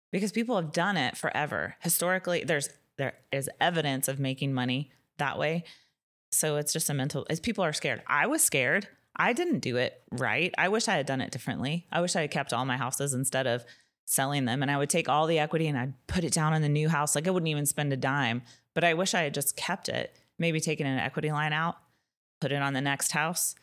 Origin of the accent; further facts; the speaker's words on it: Nashville, Tennessee, United States; I'm from Nashville